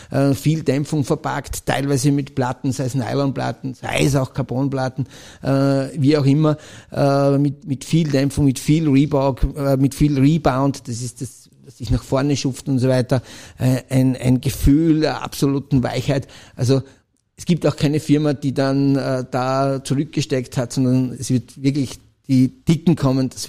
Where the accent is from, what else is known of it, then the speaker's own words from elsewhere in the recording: Styria, Austria; Ich, ich als Steirer, äh